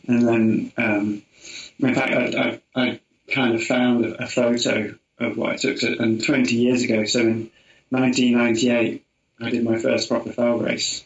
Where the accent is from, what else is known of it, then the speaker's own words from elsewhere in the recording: Portishead, South West England, United Kingdom; accent: Somerset; Down near Bristol, okay. a little place called Portishead